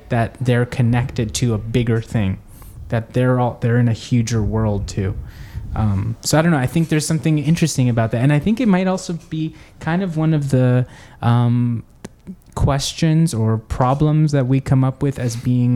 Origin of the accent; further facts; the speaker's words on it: El Salvador; moved away; I was actually born in El Salvador